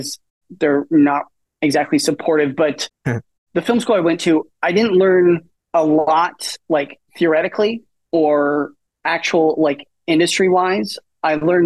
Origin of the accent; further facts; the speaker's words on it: Portland, Oregon, United States; moved away as an adult; now in London, United Kingdom; originally I born and raised in Portland